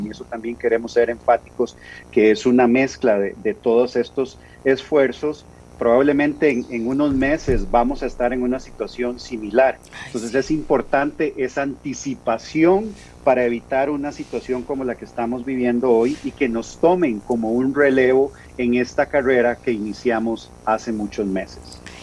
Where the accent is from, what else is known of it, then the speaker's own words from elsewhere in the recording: Costa Rica; como costarricenses